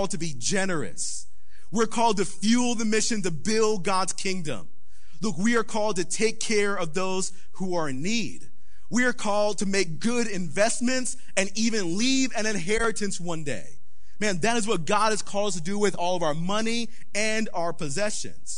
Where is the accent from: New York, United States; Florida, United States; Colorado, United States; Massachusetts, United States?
Florida, United States; Palm Beach County, South; we grew up in a very poor neighborhood in South Florida. Yes, we grew up in Palm Beach County